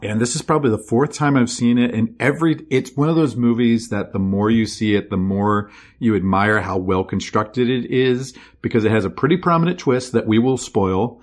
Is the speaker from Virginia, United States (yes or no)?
yes; Virginia, United States; our house where we grew up in Virginia